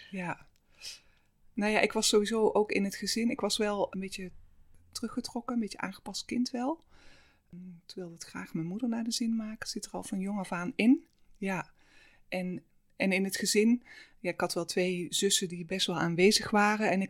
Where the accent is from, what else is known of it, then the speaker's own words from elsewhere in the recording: Halsteren, North Brabant, Netherlands; born there; mijn moeder. Um, zij zijn vanuit eh, Limburg naar uh, eh, Halsteren eh